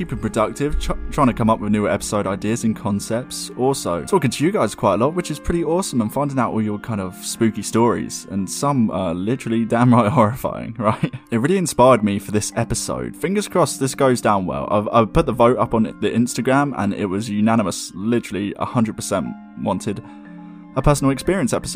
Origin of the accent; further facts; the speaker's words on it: Surrey, South East England, United Kingdom; I was born in May in the early 90s in the county of Surrey, England.